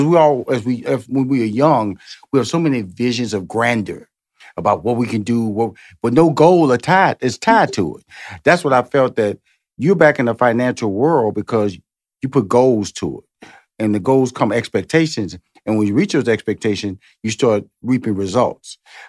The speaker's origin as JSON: {"language": "English", "town": "Houston", "region": "Texas", "country": "United States", "lives_now": "Atlanta, United States", "said": "And presently I've been in Atlanta since 2007. So it's about 15 years here. But I'm originally from Houston, Texas."}